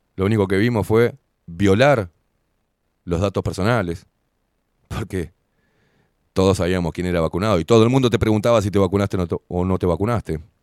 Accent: Uruguay; todos los que vivimos en este fucking país

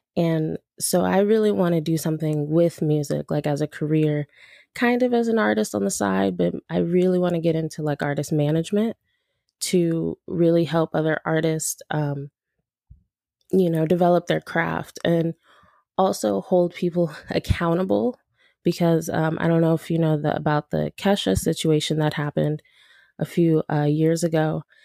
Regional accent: Los Angeles, California, United States; also born or lived in Woodland Hills, California; I'm from Los Angeles. Um, I grew up mostly in South Central L A, like towards U S C, downtown L A, that area. And then I moved out to the San Fernando Valley when I was about eight or nine

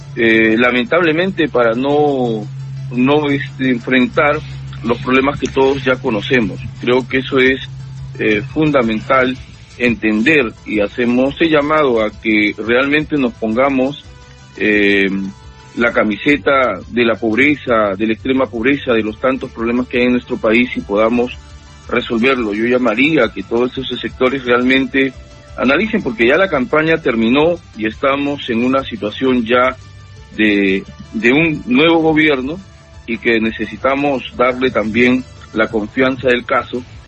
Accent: Peru; todos como peruanos

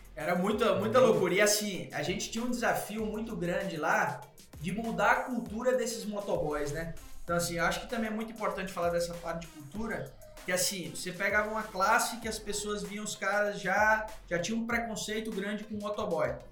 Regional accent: Natal, Rio Grande do Norte, Brazil; moved away as an adult; now in São Paulo, Brazil; eu sou de Natal, né? Tava em Natal, vim pra RAP em São Paulo

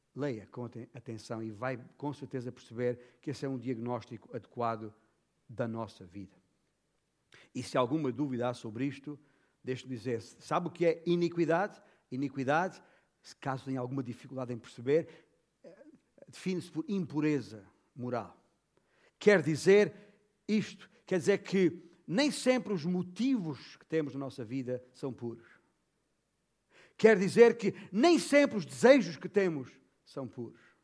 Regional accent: Portugal; como bom português

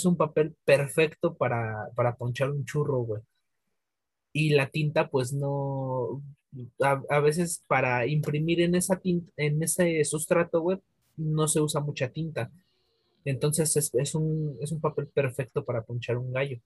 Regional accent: Mexico City, Mexico; yo soy de, de Iztapalapa para el mundo

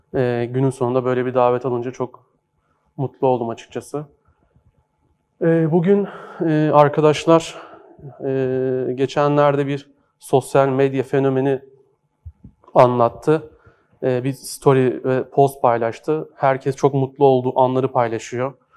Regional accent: Horhor Antiques Bazaar, Istanbul, Turkey; orada doğdum, büyüdüm. E, hor Antikacılar Çarşısı'nda büyüdüm.

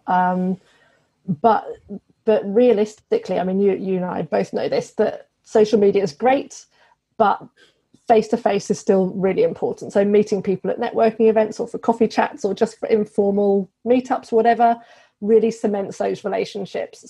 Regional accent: United Kingdom; moved away as an adult; now in Australia; I'm British, obviously. so, we came over to Australia in 2017

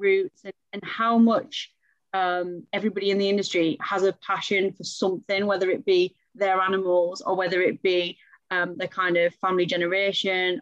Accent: Middlesbrough, North East England, United Kingdom; I'm from Middlesbrough

